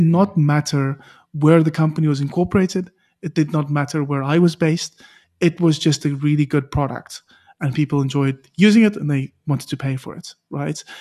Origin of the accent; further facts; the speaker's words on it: South Africa; a South African